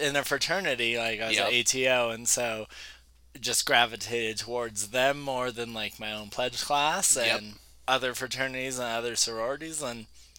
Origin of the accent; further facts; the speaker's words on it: Albuquerque, New Mexico, United States; when you're born and raised in New Mexico, I was born and raised in Albuquerque, and you stay in Albuquerque, and you get a job in Albuquerque.